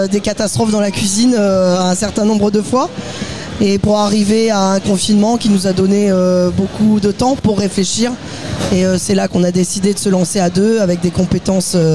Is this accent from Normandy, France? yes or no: no; Occitania, France; Julien est breton, alors je suis occitane, même